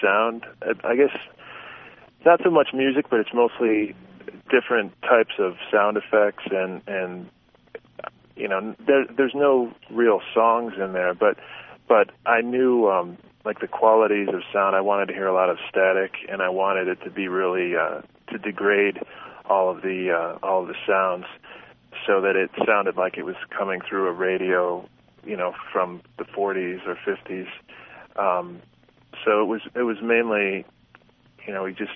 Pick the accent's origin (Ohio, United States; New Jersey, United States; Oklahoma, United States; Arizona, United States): Ohio, United States; Cleveland; also born or lived in Los Angeles; now in Las Vegas, United States; I'm actually from Cleveland, Ohio, but I live in Las Vegas part of the year now